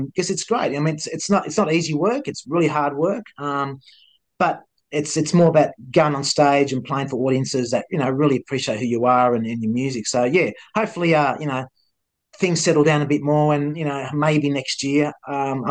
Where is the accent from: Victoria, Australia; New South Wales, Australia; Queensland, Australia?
Victoria, Australia; Melbourne; He says, Melbourne. I said, so am